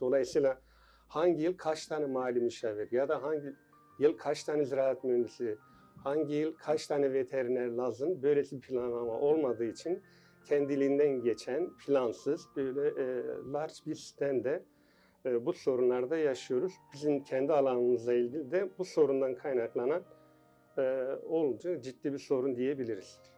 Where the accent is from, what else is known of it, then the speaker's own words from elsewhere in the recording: Tunceli Province, Turkey; also born or lived in Ümraniye, Istanbul; now in Istanbul, Turkey; 1965 Tunceli doğumluyum.